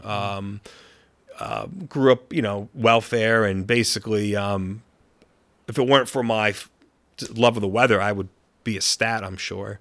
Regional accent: Gainesville, Florida, United States; also born or lived in upstate New York; now in Auckland, New Zealand; my, my whole family basically is from u, upstate New York. So, um, even though I was born in Florida

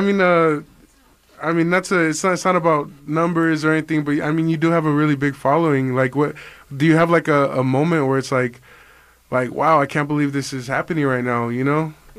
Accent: Culiacan, Sinaloa, Mexico

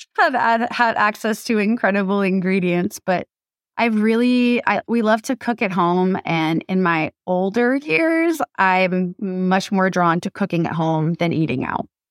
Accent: Massachusetts, United States; now in Los Angeles, United States; I grew up in Massachusetts

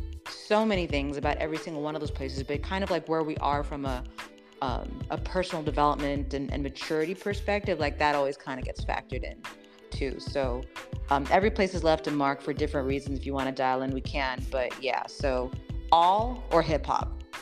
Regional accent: Las Vegas, Nevada, United States; born there; also born or lived in Spain / Panama City, Florida / Venezuela; I was born in Las Vegas, Nevada.

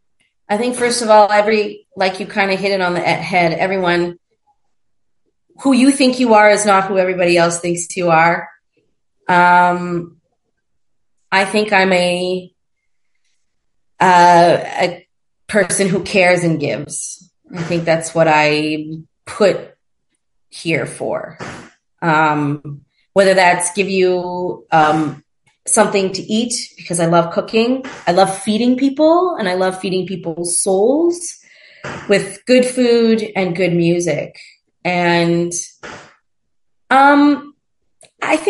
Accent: Montreal, Quebec, Canada; moved away as an adult; also born or lived in Toronto / Mexico; in Montreal, my hometown

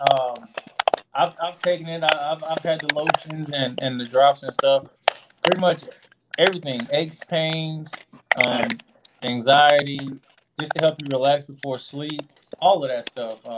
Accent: the Show Me State, Missouri, United States; I'm from the Show Me State

